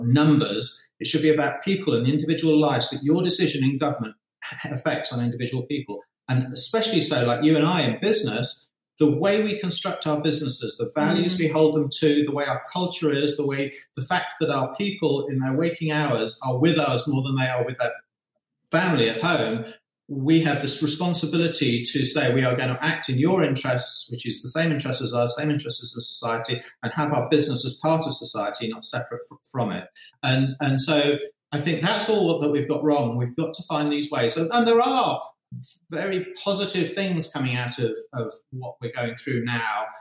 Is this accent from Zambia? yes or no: yes; Zambia; moved away; my childhood in Zambia was in many ways idyllic